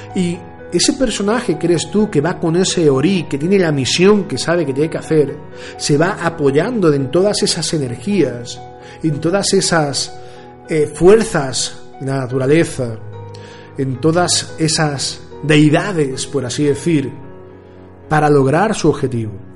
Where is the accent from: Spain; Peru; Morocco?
Spain; Andalusia; como decimos aquí en Andalucía, grito pelado